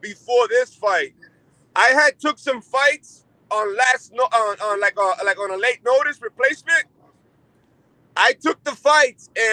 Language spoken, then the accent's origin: English; Massachusetts, United States; now in Albuquerque, United States; Massachusetts, that's my hometown.